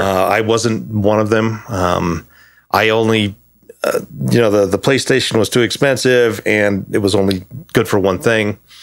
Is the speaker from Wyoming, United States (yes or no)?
yes; Thermopolis, Wyoming, United States; moved away as an adult; I was born in a town called Thermopolis, Wyoming. Um, lived there up until eighteen.